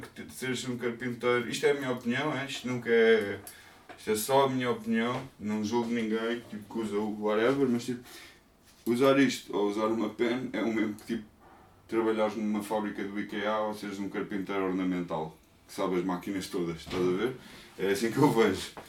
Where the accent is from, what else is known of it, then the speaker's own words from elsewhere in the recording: Portugal; eu sou português